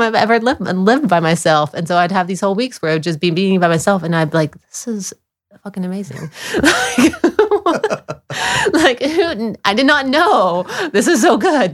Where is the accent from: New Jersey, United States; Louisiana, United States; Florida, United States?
Florida, United States; moved away as an adult; also born or lived in Dunlap, Tennessee; I grew up mostly in Florida. I was born in Tennessee, but I grew up mostly in Florida.